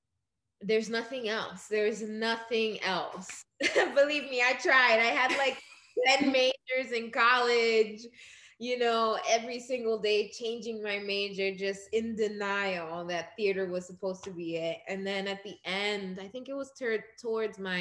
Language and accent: English; New York City, New York, United States; also born or lived in Dominican Republic / Crown Heights, Brooklyn; Born in Crown Heights, but I grew up in Ozone Park mainly.